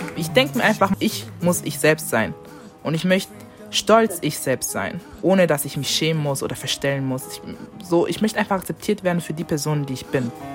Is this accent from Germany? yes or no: yes; Germany; ich habe einen deutschen Pass, doch, ich wurde hier geboren